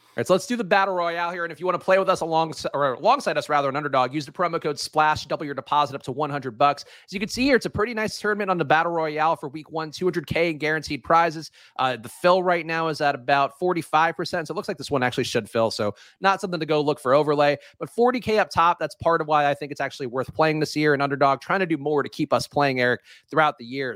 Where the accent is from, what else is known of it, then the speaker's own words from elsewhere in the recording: United States; as an American.